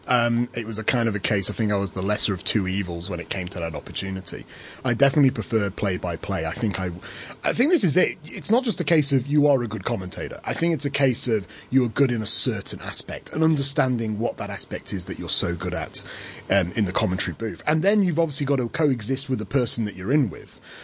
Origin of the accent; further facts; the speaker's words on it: England, United Kingdom; now in Australia; as an Englishman in Australia